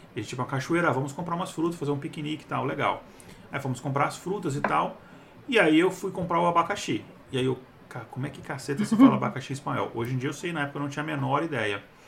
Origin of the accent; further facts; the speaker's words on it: Brazil; a gente é brasileiro